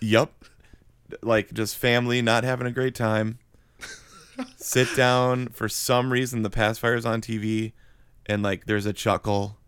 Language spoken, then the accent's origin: English; Wisconsin, United States; moved away as an adult; also born or lived in Florida; now in Atlanta, United States; we grew up in Wisconsin